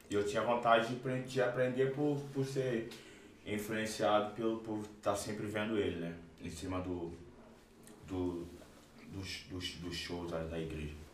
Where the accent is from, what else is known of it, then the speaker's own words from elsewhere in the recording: São João de Meriti, Rio de Janeiro, Brazil; E eu sou lá de São João de Meriti, Rio